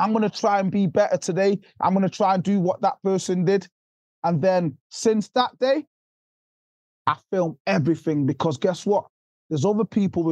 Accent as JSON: {"language": "English", "country": "Jamaica", "tie": "born or raised there", "moved": "yes", "said": "I'm from poverty, brother. I'm from Jamaica. I was born in Jamaica."}